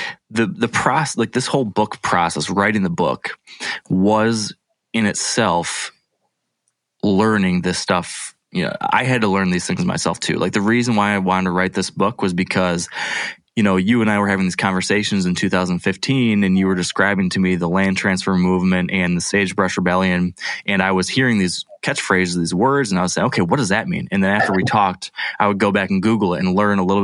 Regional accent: Midwest, United States; I was that person from the Midwest.

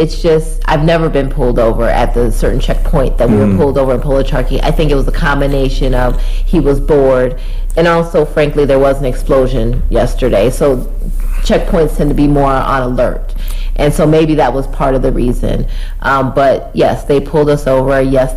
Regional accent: Milwaukee, Wisconsin, United States; moved away as an adult; now in Afghanistan; I'm from Milwaukee, Wisconsin. Born and raised.

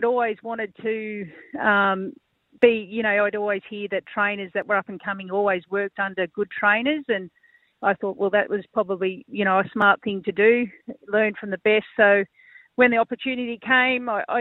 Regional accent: Albury, New South Wales, Australia; born and bred in Albury, local girl.

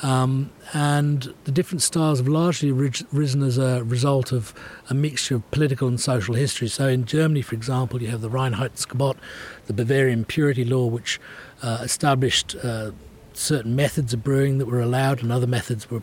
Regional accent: England, United Kingdom; Being English

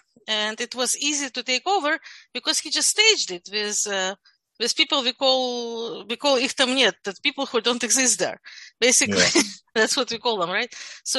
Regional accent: Kyiv, Ukraine; born there; first language Russian; English is a second language; Yes. Yes. Actually, Russian is my primary language. I was born in a Russian-speaking family.

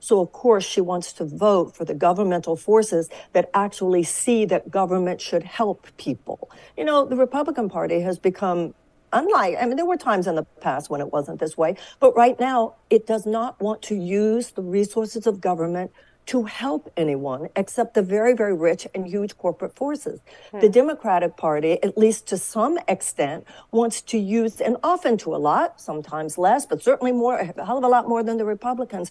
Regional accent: Texas, United States; I come from Texas

